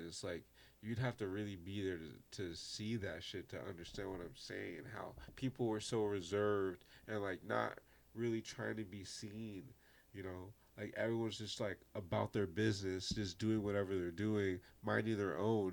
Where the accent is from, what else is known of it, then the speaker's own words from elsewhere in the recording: New York City, New York, United States; I'm from Brooklyn.